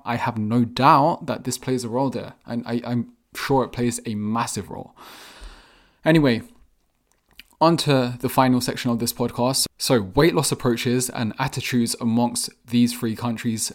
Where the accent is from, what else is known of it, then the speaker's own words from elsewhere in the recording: England, United Kingdom; I was born and raised in England